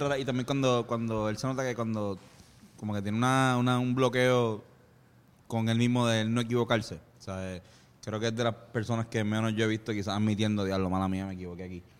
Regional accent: Puerto Rico; accent: boricua; eres puertorriqueño

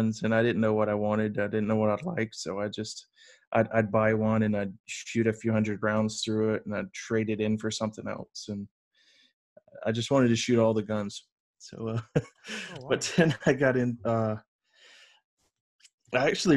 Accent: the South, United States; also born or lived in Columbia, South Carolina; I grew up in the South

